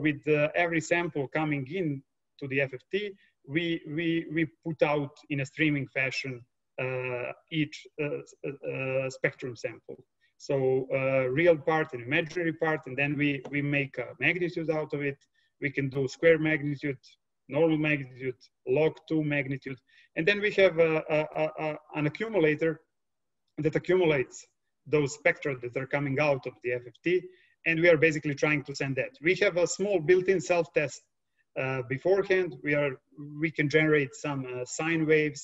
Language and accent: English; Serbia; also born or lived in Delft, Netherlands / Vienna, Austria / Berkeley, California; I'm coming from Serbia